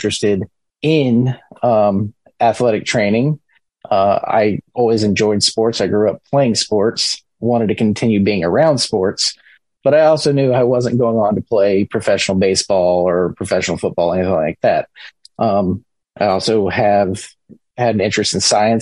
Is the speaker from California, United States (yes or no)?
no; Tampa, Florida, United States; moved away as an adult; also born or lived in Syracuse, New York; now in Huntsville, United States; growing up in Tampa, we had the Tampa Bay Lightning